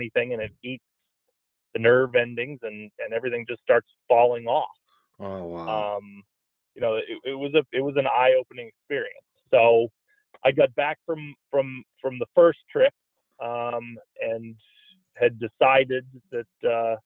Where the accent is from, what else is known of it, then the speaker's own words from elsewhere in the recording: Louisville, Kentucky, United States; now in Denver, United States; I grew up in Louisville, Kentucky